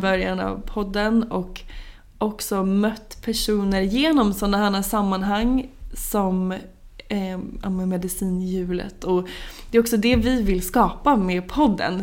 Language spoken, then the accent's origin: Swedish; Norrköping, Östergötland, Sweden; now in Stockholm, Sweden; Norrköping där jag är ifrån